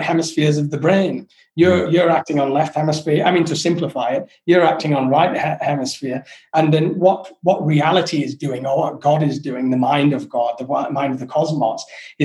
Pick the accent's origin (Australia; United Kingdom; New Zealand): United Kingdom; England; moved away; I'm not English. When I left England, I was very English